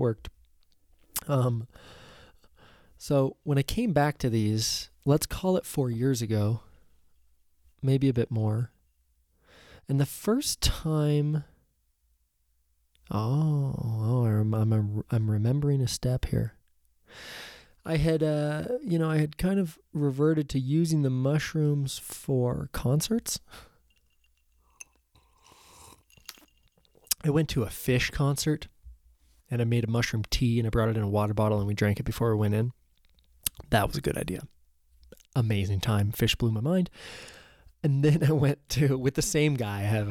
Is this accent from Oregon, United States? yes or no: yes; Oregon, United States; I was lucky enough to just grow up here